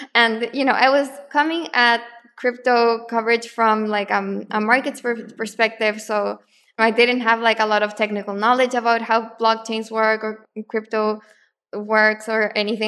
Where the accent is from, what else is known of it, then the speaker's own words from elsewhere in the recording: Santiago, Santiago Metropolitan Region, Chile; moved away; also born or lived in Argentina; I'm actually from Chile, from Santiago